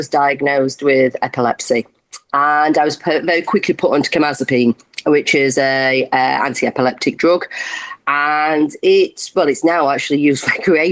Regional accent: Sheffield, Yorkshire and the Humber, United Kingdom; I'm from Sheffield.

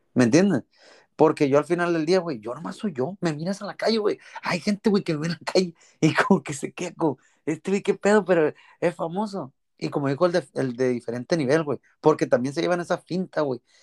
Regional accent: Culiacán, Sinaloa, Mexico; Soy, soy de la Loma Rodriguera, a, o sea, Culiacán, Sinaloa.

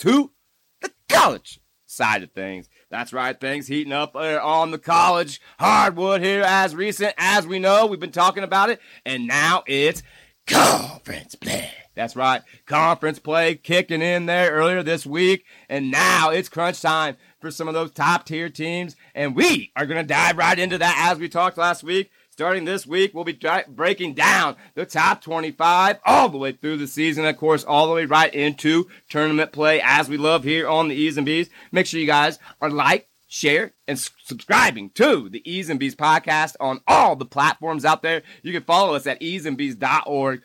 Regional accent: Indiana, United States; my home state of Indiana

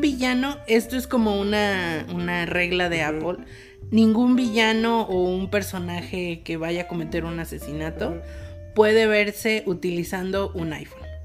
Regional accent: Mexico; nosotros como mexicanos

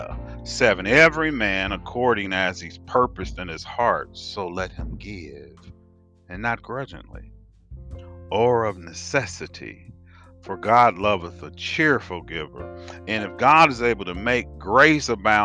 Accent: United States; accent: African American; I'm African American

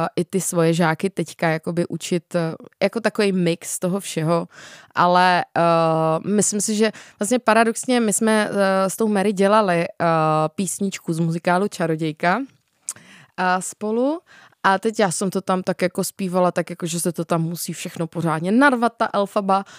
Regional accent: Czechia; u nás v Čechách

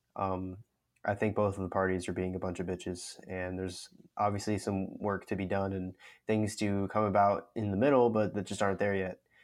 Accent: United States; as an American citizen

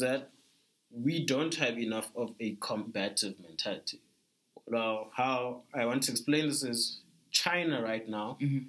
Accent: South Africa; I think South Africans really feel like we're just South African, and then there's Africa.

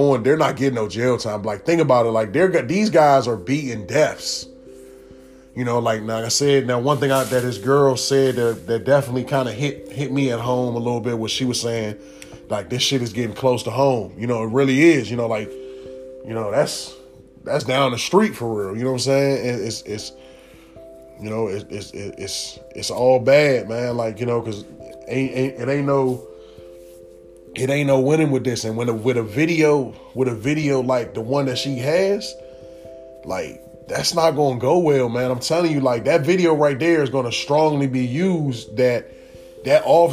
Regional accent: Prince George's County, Maryland, United States; being from out here, knowing PG police

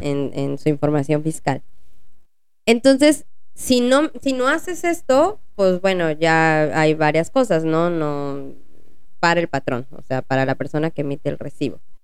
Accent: Mexico; como buenos mexicanos

